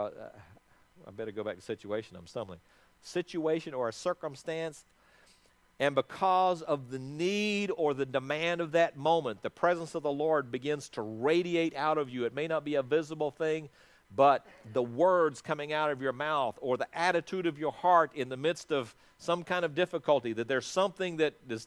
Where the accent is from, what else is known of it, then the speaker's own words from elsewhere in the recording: South Africa; moved away; also born or lived in Athens, Georgia; When I was born in South Africa